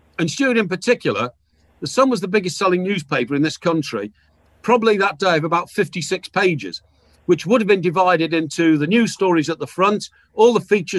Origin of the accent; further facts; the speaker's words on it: Chester, North West England, United Kingdom; moved away as an adult; I was brought up in Chester, which is a little town about 15 miles from Liverpool